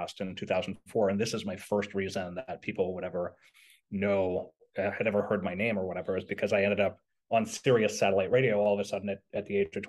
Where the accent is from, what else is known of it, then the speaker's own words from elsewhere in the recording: Montreal, Quebec, Canada; I was in Quebec, which is where I was brought up in Montreal.